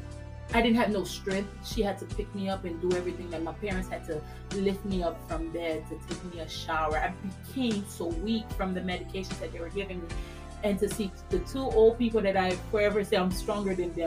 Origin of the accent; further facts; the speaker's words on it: Haiti; moved away; I was raised in Haiti